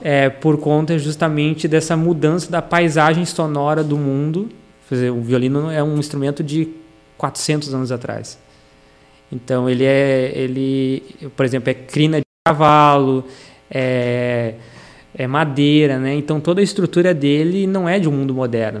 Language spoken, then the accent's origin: Portuguese; São Paulo, Brazil; moved away as an adult; also born or lived in Ceará, Brazil; now in Novo Hamburgo, Brazil; eu morei em São Paulo dos seis anos até os 20